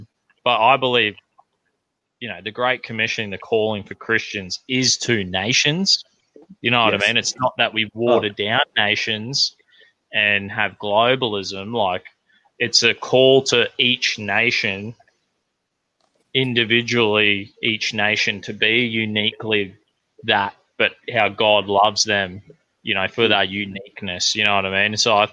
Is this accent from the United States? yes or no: no; Australia; I'm an Australian